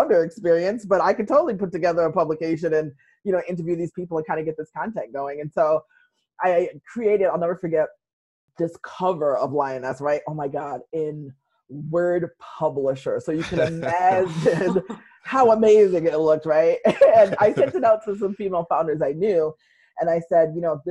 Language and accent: English; Western Massachusetts, United States; I'm from Western Massachusetts and kind of grew up writing for the local newspapers there